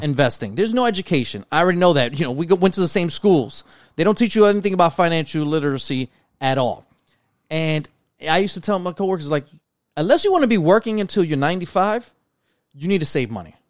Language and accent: English; New York City, New York, United States; we grew up in New York City, brown and black, you know, community.